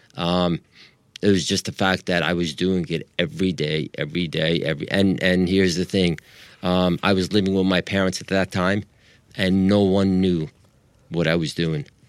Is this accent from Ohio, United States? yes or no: no; Long Island, New York, United States; accent: American; moved away as an adult; also born or lived in Libya; now in Los Angeles, United States; I moved to the States when I was five and a half, and we moved to, uh, Long Island, New York. I lived there for twenty-seven years